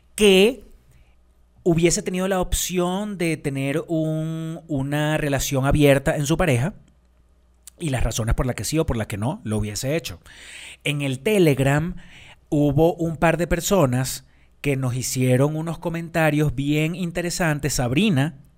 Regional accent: Venezuela; yo soy venezolana

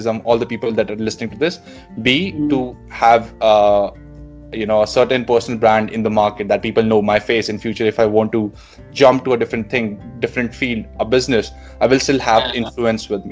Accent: Delhi, India; moved away as an adult; now in Sydney, Australia; And I was born and raised in Delhi. I did my schooling there

